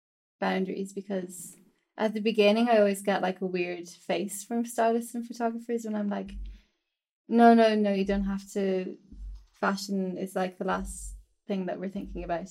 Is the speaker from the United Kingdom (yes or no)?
no; Ireland; moved away; in Ireland, because I'm Irish